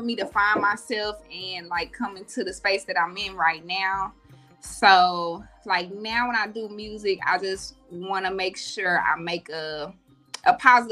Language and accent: English; Gould, Arkansas, United States; moved away as an adult; now in Dallas, United States; I'm from Arkansas, from a small town called Gould, Arkansas. So I've been in Dallas for like 12 years.